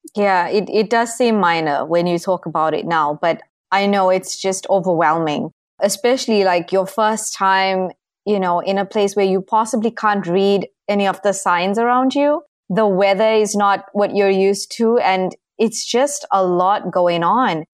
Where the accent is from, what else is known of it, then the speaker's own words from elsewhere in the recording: Durban, KwaZulu-Natal, South Africa; moved away as an adult; also born or lived in South Korea / Kuwait; I'm from the East Coast of South Africa. My city is called Durban, and I basically grew up there.